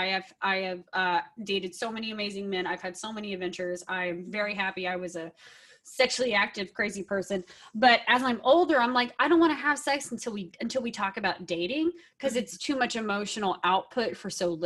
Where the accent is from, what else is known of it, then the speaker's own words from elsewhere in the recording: Texas, United States; now in California, United States; I'm originally from Texas